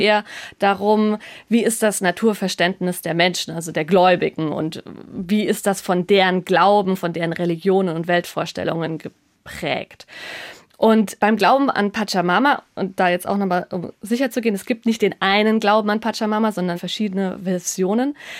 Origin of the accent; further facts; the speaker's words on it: Germany; bei uns in Deutschland